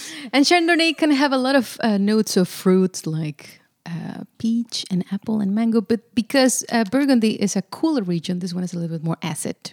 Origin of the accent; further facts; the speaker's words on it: Monterrey, Nuevo León, Mexico; now in Netherlands; I come from Monterrey, Mexico, in the northeast of Mexico